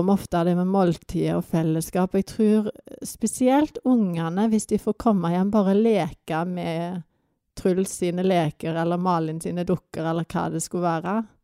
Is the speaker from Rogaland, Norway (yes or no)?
yes; Vats, Rogaland, Norway; also born or lived in Tysvær / Africa; now in Førresfjorden, Norway; Jeg er egentlig fra Vats, men vi har havna i Tysvær